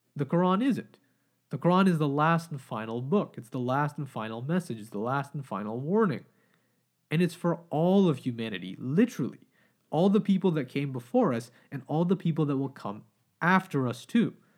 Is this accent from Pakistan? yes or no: yes; Pakistan; now in Canada; as a Pakistani man